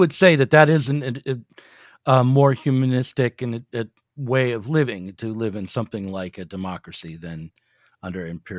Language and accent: English; United States; I am American. That's right.